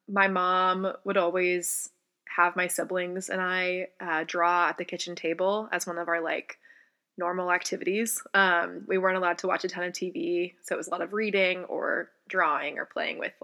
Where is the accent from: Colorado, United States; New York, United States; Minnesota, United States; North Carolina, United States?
North Carolina, United States; Charlotte; moved away as an adult; I was born and I'm from Charlotte, North Carolina, and lived there until I actually went to college. So, born and raised on the East Coast.